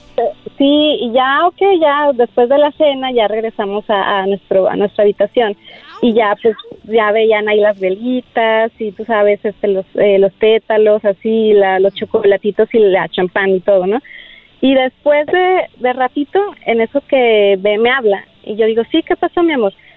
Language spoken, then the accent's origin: Spanish; Aguascalientes, Mexico; moved away; mi tierra, fue en mi tierra en Aguascalientes